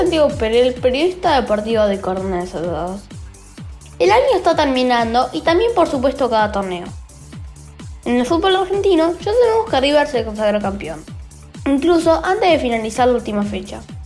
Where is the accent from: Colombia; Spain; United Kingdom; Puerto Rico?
United Kingdom; England; soy de Inglaterra